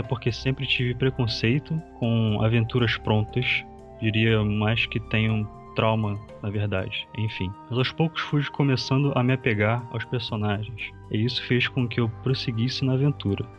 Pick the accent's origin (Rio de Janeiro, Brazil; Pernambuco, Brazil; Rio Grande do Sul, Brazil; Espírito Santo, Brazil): Rio de Janeiro, Brazil; eu sou do Rio de Janeiro e atualmente eu estudo